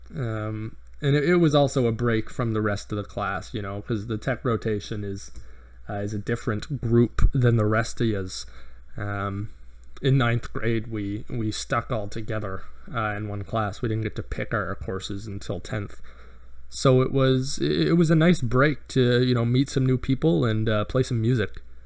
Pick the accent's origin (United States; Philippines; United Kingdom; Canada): Canada; I'm I'm Canadian